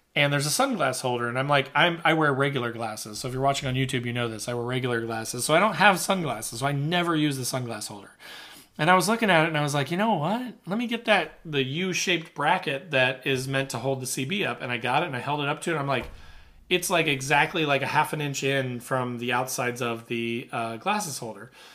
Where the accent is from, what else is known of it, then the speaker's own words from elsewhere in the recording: Midwest, United States; I'm from the Midwest